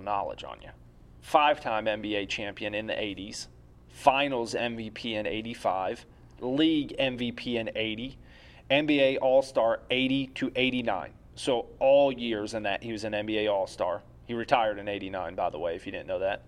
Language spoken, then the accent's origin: English; Philadelphia, Pennsylvania, United States; my hometown bias with the Philadelphia seventy-sixers